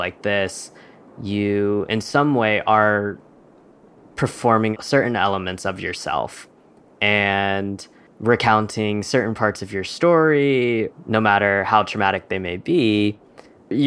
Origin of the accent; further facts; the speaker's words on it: Kentucky, United States; I'm currently in Kentucky, and I was raised in Kentucky